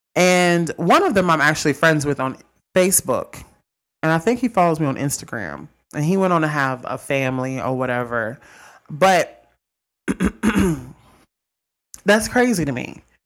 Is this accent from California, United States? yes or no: no; Mississippi, United States; I'm from Mississippi.